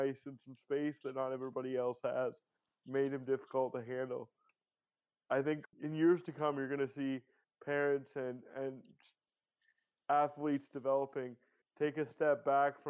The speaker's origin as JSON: {"language": "English", "country": "Canada", "said": "as a Canadian"}